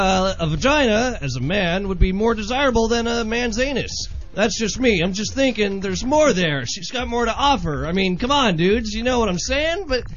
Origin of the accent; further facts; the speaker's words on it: United States; As an American